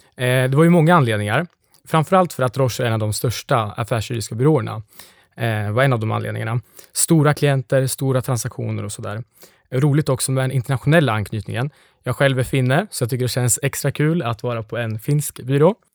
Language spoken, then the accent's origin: Swedish; Lindesberg, Örebro County, Sweden; moved away; Jag kommer från Lindesberg